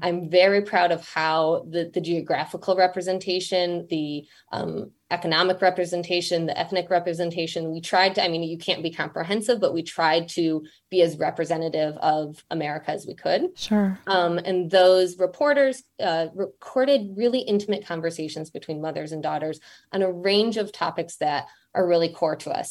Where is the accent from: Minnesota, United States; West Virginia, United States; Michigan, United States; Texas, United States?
Michigan, United States; moved away as an adult; also born or lived in London; now in New York, United States; I'm from Michigan.